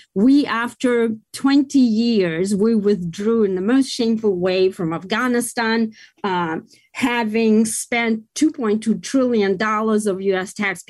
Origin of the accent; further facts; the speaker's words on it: United States; we are in the middle as the American people